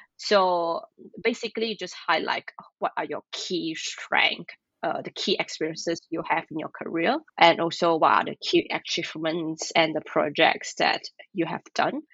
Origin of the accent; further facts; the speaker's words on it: Malaysia; moved away as an adult; now in Tokyo, Japan; I'm from Malaysia.